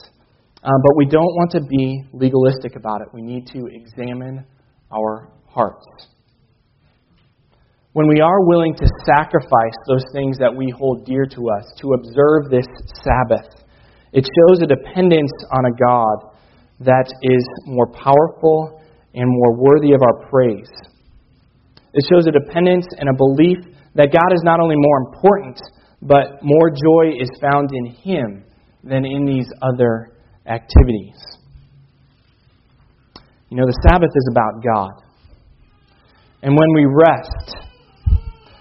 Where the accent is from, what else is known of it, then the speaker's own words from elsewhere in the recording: Chicago, Illinois, United States; I couldn't watch Bears games on Sunday afternoons growing up in Chicago